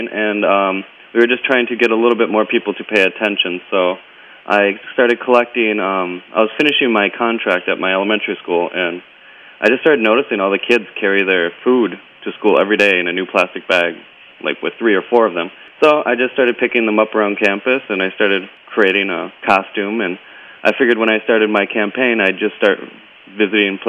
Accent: America and Hawaii, United States; moved away as an adult; now in Taiwan; I'm from America and Hawaii

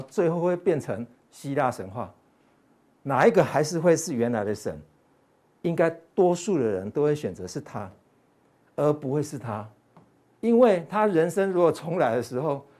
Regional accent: Taiwan; 我们台湾人是不是也犯傻了哈

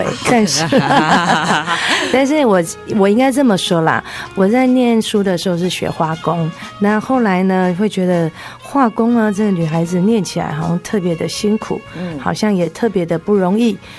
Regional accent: Yunlin County, Taiwan; 是，我是云林人。

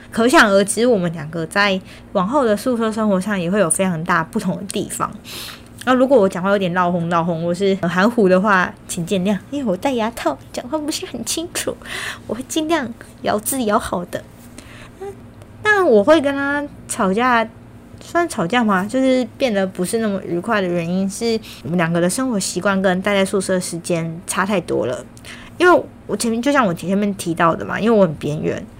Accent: Kaohsiung, Taiwan; moved away as an adult; now in Taipei, Taiwan; 这一个北漂的女孩，我从高中毕业之后来到台北大概有七年半的时间。在这之前，我一直都是在高雄生活，也是因为考上了台北的大学，就这样来到了台北

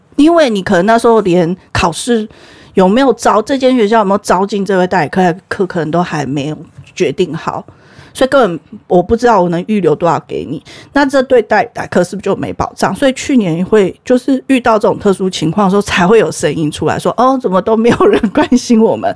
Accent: Taiwan; also born or lived in Malaysia; 我是台湾人，我去马来西亚学校

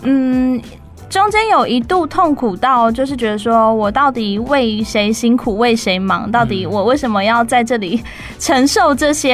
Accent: Fengshan, Kaohsiung, Taiwan; 小时候在文德嘛，文德国小，就凤山的国小

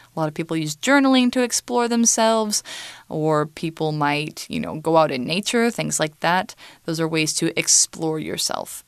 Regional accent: United States; I am American

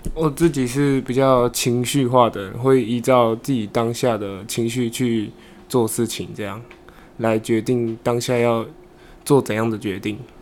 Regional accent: Qingshui, Taichung, Taiwan; 我来自台中清水

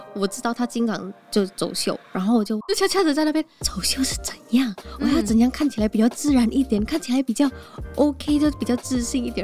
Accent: Jakarta, Indonesia; Chinese is a second language; moved away as an adult; also born or lived in Kaohsiung, Taiwan; now in Taipei, Taiwan; 我是从雅加达啊，雅加达是像台北这么热闹

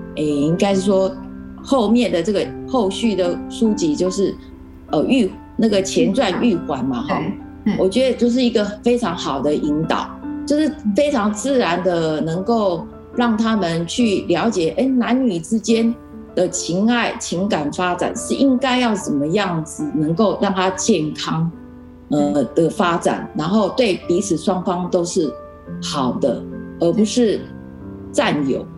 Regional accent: Keelung, Taiwan; 我本身是在那个基隆长大的，嘿嗯。，一，呃，整个童年过程一直到我念大学之前，我都是，呃，在基隆长大的

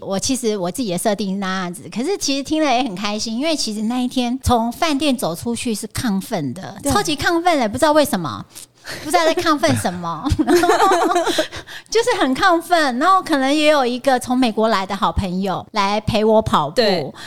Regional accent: Taiwan; 我穿着台湾的国旗装，还是在我从台湾来的

